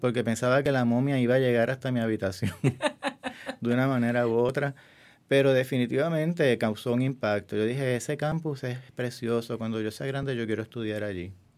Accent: San Germán, Puerto Rico; moved away; also born or lived in San Juan / New York; Nací en el pueblo de San Germán, en el oeste de Puerto Rico

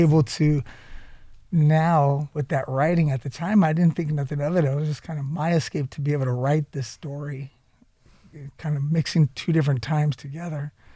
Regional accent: San Jose, California, United States; I'm actually from San Jose, California

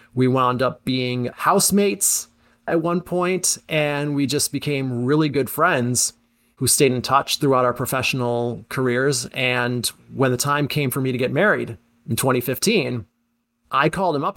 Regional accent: Syracuse, New York, United States; I'm from the Syracuse area originally, went to West Genesee, So I was aware of Z eighty-nine growing up

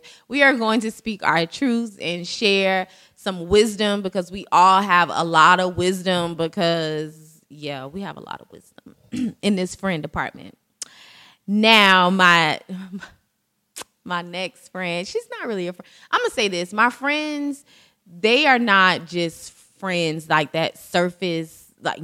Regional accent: Jacksonville, Florida, United States; We're all from Duval County

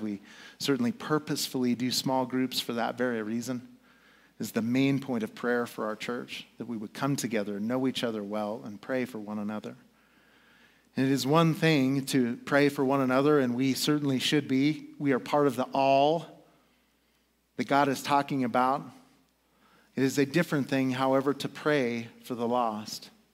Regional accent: United States; as an American

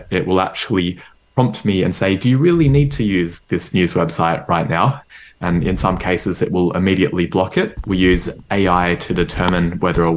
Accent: Melbourne, Victoria, Australia; I grew up in Melbourne, Australia

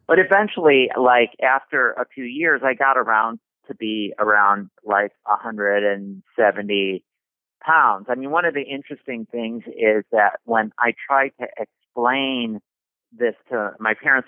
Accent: Chicago, Illinois, United States; I grew up basically in Chicago

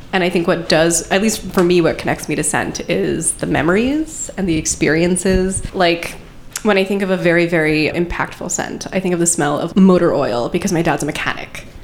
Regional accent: Long Island, New York, United States; grew up on Long Island

